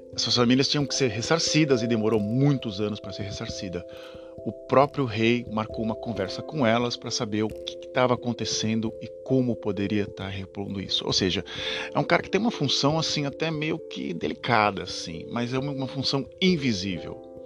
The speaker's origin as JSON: {"language": "Portuguese", "country": "Brazil", "moved": "yes", "lives_now": "Netherlands", "said": "não sou holandês, sou, sou brasileiro"}